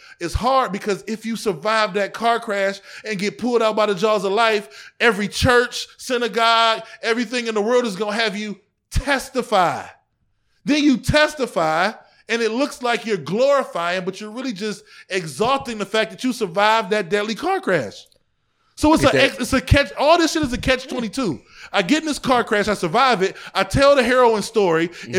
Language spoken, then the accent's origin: English; East Cleveland, Ohio, United States; I grew up in East Cleveland in the 90s and it was the murder capital of the world from 94 to 95